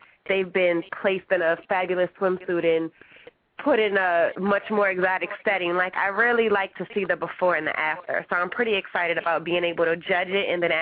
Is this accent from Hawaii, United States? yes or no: no; New Orleans, Louisiana, United States; moved away as an adult; I'm from New Orleans, Louisiana